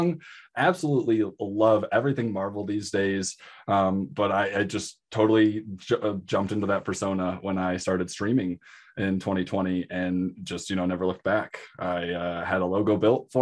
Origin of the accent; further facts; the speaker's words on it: Michigan, United States; moved away; I'm from Michigan. I got him when I still lived in Michigan.